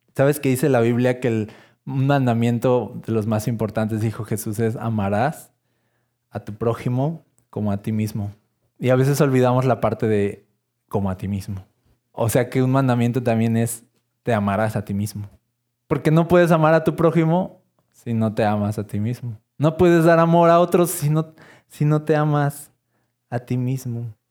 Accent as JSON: {"language": "Spanish", "country": "Mexico", "said": "soy esta este mexicano"}